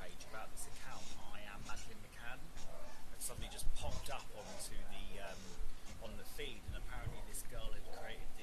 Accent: United Kingdom; I'm a British journalist in the UK

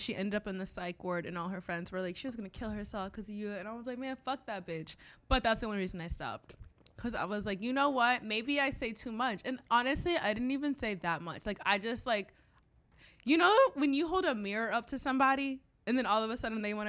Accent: Florida, United States; now in New York, United States; I'm from Florida.

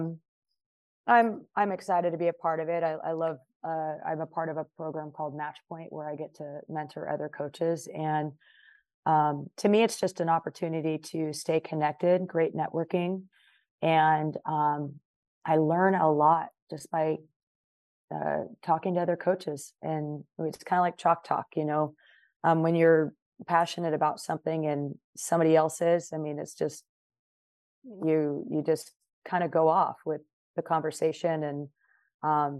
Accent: Long Beach, California, United States; moved away as an adult; also born or lived in Arkansas; I grew up in Long Beach. Mm-hmm. California

